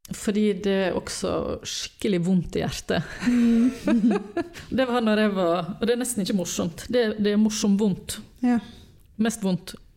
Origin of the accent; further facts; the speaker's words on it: Western Norway, Norway; moved away; vi var hjemme på Vestlandet